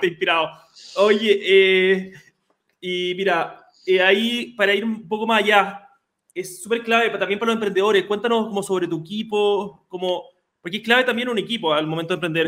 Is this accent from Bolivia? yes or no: no; Chile; Somos un país de 18 millones de habitantes, pero ya como chilenos